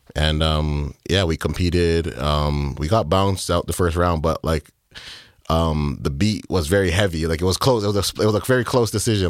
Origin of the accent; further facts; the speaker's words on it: Markham, Ontario, Canada; I'm from Markham